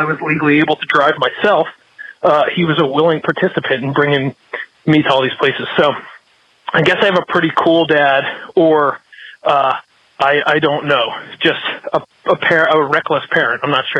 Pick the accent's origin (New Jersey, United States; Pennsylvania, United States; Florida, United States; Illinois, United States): New Jersey, United States; Middletown; I grew up in Middletown, New Jersey